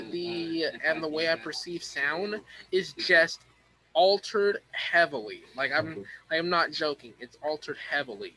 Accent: East Coast, United States; I am from the East Coast.

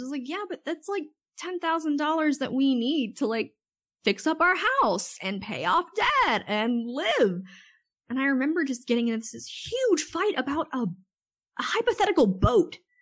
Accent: Wilmington, North Carolina, United States; moved away as an adult; we had moved back to my hometown in Wilmington, North Carolina

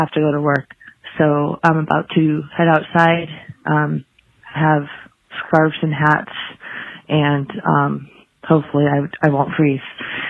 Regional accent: Southern California, United States; now in Ohio, United States; I'm from California

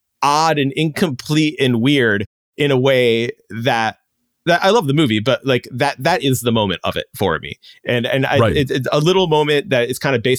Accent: Chicago, Illinois, United States; Now, maybe this comes in growing up in Chicago, but, you know, where it's not necessary totally to have a car.

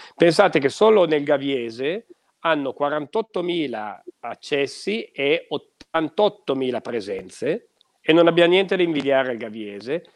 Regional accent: Piedmont, Italy; Abbiamo delle gemme qua da noi, nel Tortonese

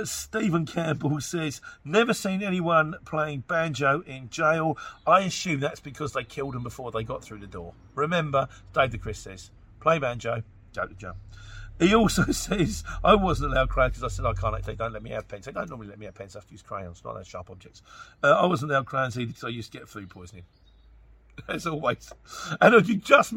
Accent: Luton, East of England, United Kingdom; I'm from Luton

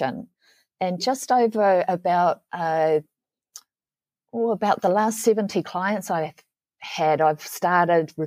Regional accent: New Zealand; I'm from New Zealand

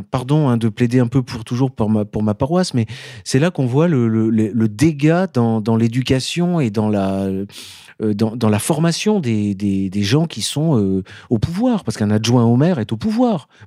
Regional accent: Grenoble, Auvergne-Rhône-Alpes, France; moved away; je suis vraiment Grenoblois.

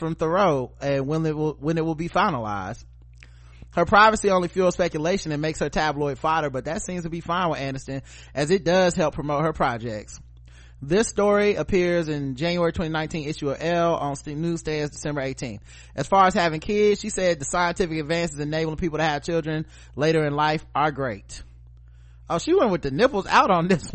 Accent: North Carolina, United States; I grew up in North Carolina

